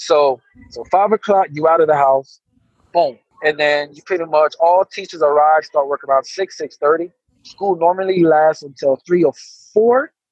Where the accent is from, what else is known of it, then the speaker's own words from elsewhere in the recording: Orlando, Florida, United States; moved away as an adult; also born or lived in Jamaica / Tennessee / Bogota, Colombia; now in Colombia; I'm from Jamaica so I'm from Jamaica born, but you know, I'm Orlando, Florida raised.